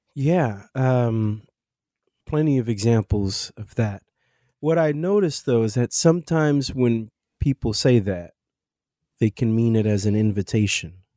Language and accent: English; Kansas City, Missouri, United States; also born or lived in Arusha, Tanzania; now in New York City, United States; I grew up in Kansas City, Missouri, and I currently reside in New York City